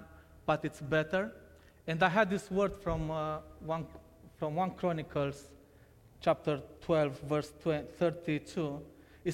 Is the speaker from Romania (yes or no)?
yes; Romania; English is a second language; moved away; I was born in Romania in 1990, and for the first 4 years of my life, I lived with my parents.